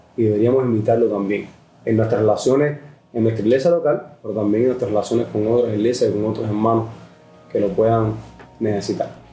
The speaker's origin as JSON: {"language": "Spanish", "country": "Cuba", "said": "somos cubanos y si estamos adaptados a que la gente nos ayude por la situación en nuestro país"}